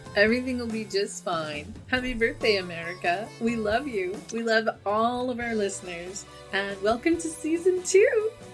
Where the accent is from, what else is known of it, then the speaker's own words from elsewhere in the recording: United States; I'm an American